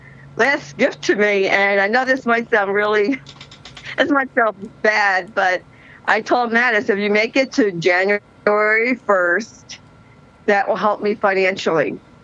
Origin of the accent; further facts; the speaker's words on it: New Jersey, United States; I am from New Jersey.